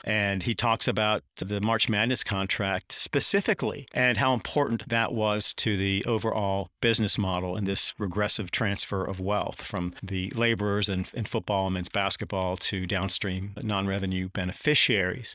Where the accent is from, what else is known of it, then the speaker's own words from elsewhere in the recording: Durham, North Carolina, United States; moved away; I grew up in Durham, North Carolina, which is one of the best stops along Tobacco Road